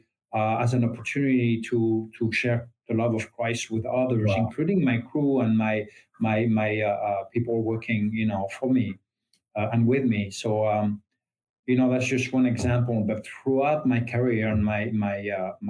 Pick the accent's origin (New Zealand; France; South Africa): France; English is a second language; moved away as an adult; now in United States; I was raised Catholic, as 99% of the French people